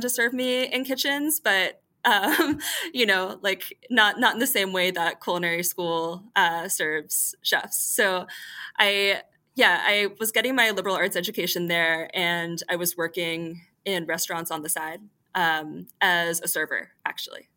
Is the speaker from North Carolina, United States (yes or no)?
yes; Greensboro, North Carolina, United States; now in New York City, United States; I grew up in Greensboro, North Carolina